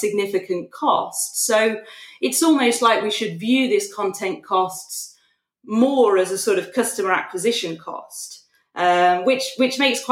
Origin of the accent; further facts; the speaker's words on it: United Kingdom; As a Brit